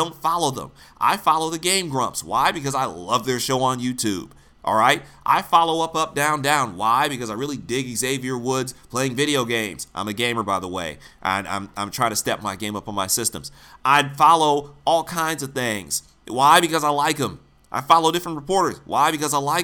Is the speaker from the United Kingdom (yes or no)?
no; Detroit, Michigan, United States; I'm actually from Detroit.